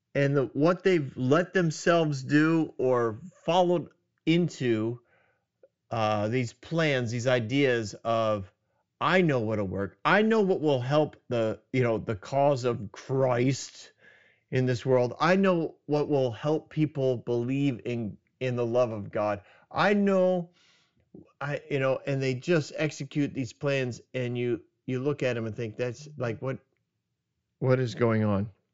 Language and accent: English; New England, United States; moved away; I grew up in New England